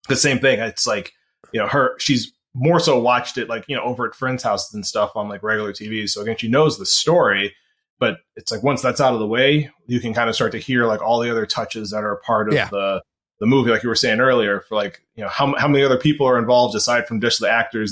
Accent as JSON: {"language": "English", "town": "Chicago", "region": "Illinois", "country": "United States", "said": "I'm from Chicago."}